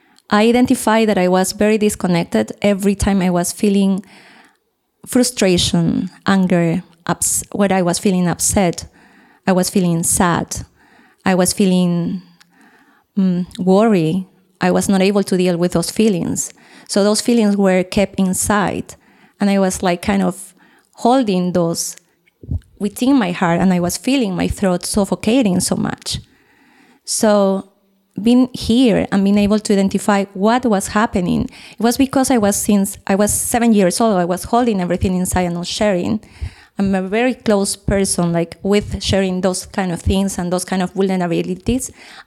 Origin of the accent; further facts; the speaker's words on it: Peru; English is a second language; now in Costa Rica; I came from Costa Rica, but I'm Peruvian.